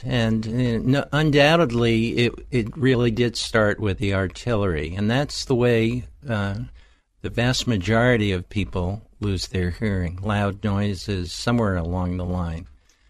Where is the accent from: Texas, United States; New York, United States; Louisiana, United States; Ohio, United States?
New York, United States; I hail from New York. I grew up as a madman, if you will, on Madison Avenue.